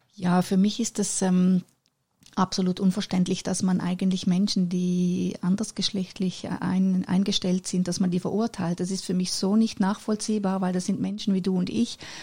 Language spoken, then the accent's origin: German; Männedorf, Zurich, Switzerland; fünf Jahre später bin ich dann auf die Welt gekommen in der Schweiz in Männedorf